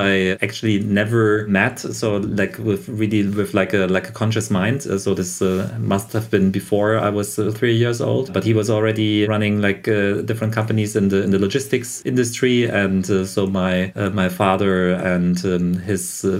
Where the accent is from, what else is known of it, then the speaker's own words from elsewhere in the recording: Germany; also born or lived in Berlin; I'm from Germany.